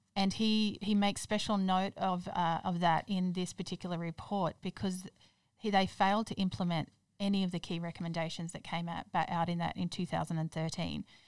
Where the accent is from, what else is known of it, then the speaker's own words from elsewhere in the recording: Toowoomba, Queensland, Australia; moved away as an adult; also born or lived in Perth; now in Brisbane, Australia; I grew up in Toowoomba, moved down here to Brisbane to go to university